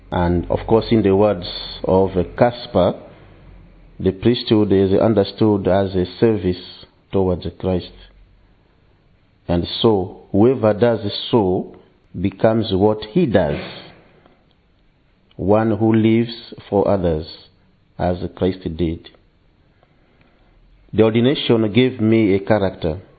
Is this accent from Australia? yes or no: no; DR Congo; English is a second language; now in England; I come from Congo and I've been uh, working as a priest for the last 10 years.